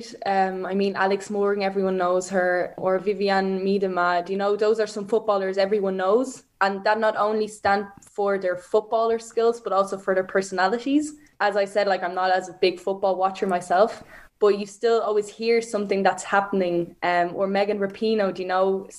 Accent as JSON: {"language": "English", "town": "Frankfurt", "region": "Hesse", "country": "Germany", "also_born_or_lived": "Ireland / Sutton, Dublin", "said": "where I'm from Frankfurt, we have a sports school"}